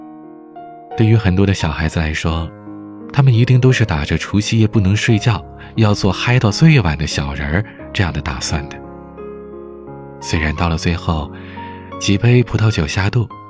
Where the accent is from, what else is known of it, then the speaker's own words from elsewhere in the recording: Heilongjiang, China; 我是北方人，准确地说，是东北黑龙江人。 我生于北方，长于北方